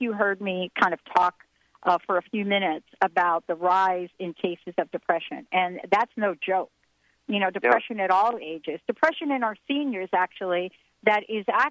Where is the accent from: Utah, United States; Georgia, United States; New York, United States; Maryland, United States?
New York, United States; I was born in New York